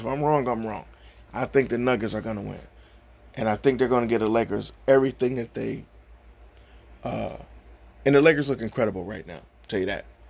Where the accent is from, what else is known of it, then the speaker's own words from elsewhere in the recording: Cleveland, Ohio, United States; I'm from Cleveland. I I'm born and raised here.